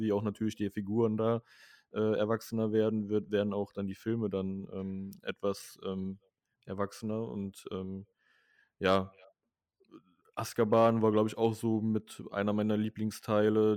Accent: near Mönchengladbach, North Rhine-Westphalia, Germany; hier in meinem Heimatort

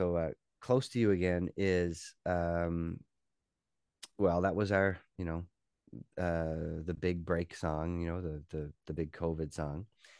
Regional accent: Newfoundland and Labrador, Canada; We are both from Newfoundland, but her family moved to Nova Scotia when she was in university. So a lot of her family is here

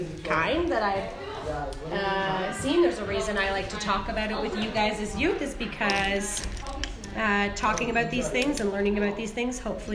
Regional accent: Canada; So I'm making sure to do my part as a Canadian

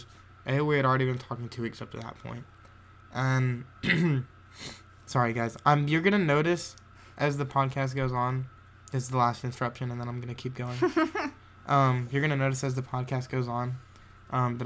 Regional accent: Georgia, United States; I was born and raised in Georgia

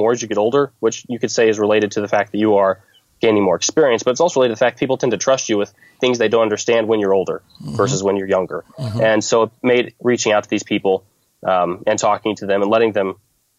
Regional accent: Fort Scott, Kansas, United States; in my hometown

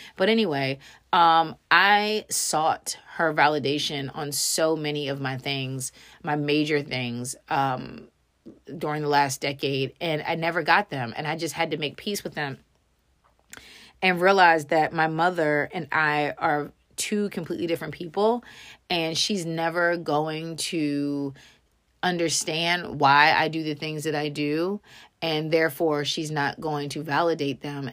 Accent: Frederick, Maryland, United States; moved away as an adult; also born or lived in Texas; my real friends being people that I had just graduated high school with in Frederick, Maryland

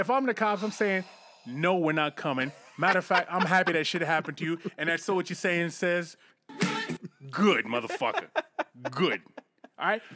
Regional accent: Northeast, United States; I'm from the Northeast

